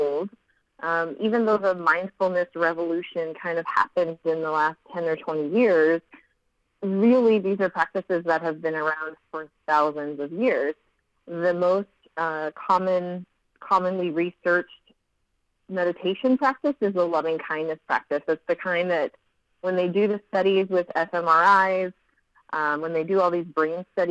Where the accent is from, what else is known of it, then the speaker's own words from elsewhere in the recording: Central California, United States; now in Southern California, United States; I have lived in California all my life. I'm from Central California